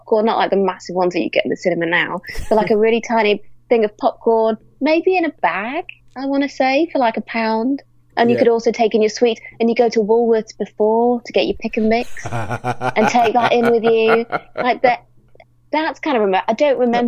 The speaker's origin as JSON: {"language": "English", "town": "Lytham St Annes", "region": "North West England", "country": "United Kingdom", "tie": "born or raised there", "said": "as a kid just hanging around in St. Anne's, which is where I grew up near Blackpool"}